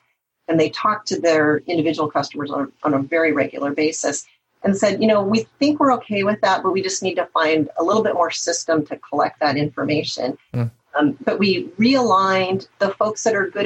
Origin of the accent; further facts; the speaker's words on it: the Northwest, Pacific Northwest, United States; I'm from the Northwest